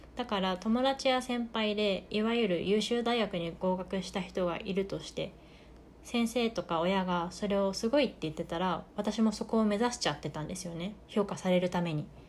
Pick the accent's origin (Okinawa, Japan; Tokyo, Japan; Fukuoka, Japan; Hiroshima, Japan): Fukuoka, Japan; rural; 私の地元で福岡の田舎だから